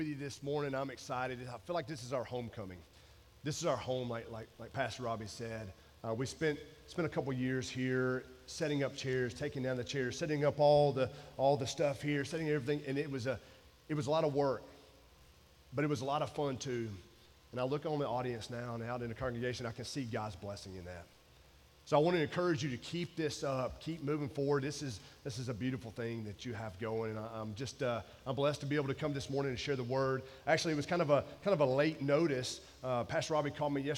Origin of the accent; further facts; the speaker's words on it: Georgia, United States; moved away as an adult; also born or lived in Maryland; I'm from Georgia